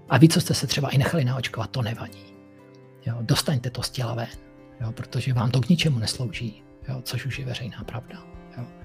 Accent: Moravia, Czechia; u nás na Moravě

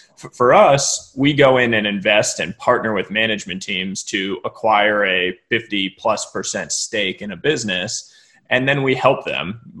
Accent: Cambridge, Massachusetts, United States; moved away as an adult; now in Palo Alto, United States; family lives in Boston, Massachusetts, where I grew up. My father's a professor at at Harvard University, uh, so I grew up right just outside Cambridge.

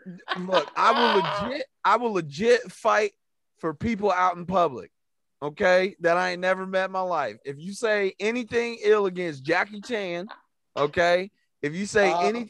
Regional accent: Ohio, United States; I'm from Ohio

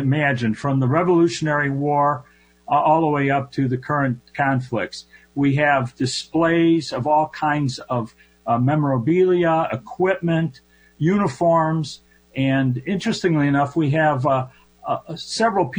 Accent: Chicago, Illinois, United States; Born and raised here

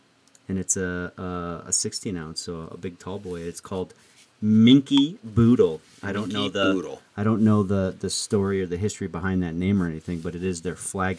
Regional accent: Buffalo, New York, United States; moved away; This is out of my hometown, Buffalo, New York.

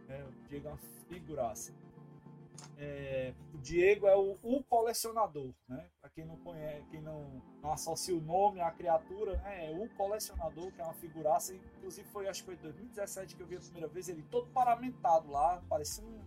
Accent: Ceará, Brazil; Aí eu, ô oh, cara, prazer dizer que eu sou cearense, cabeça chata lá do Ceará.

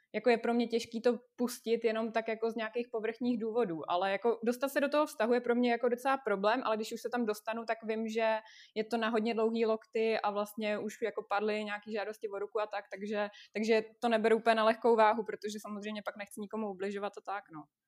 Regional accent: Russia; moved away; jsem z Ruska, je mi 26 let

